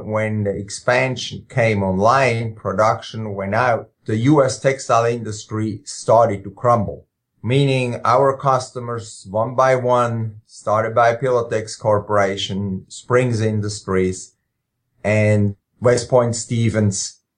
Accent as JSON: {"language": "English", "country": "Switzerland", "tie": "born or raised there", "moved": "as an adult", "lives_now": "Jefferson, Georgia, United States", "said": "I grew up in Switzerland, spent the first part of my life there. Actually, did all my school education in Switzerland"}